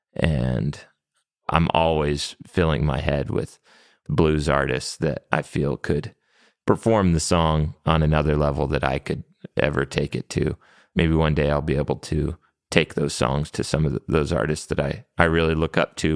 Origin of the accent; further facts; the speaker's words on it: New Mexico, United States; growing up in New Mexico, there's a lot of bilingual people that we grew up around